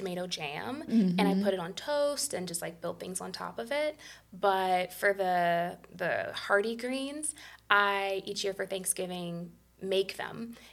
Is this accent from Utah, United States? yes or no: no; Shaker Heights, Ohio, United States; now in South Euclid, United States; growing up in Shaker, we rented and we experienced an assortment of the rental housing conditions in multifamily units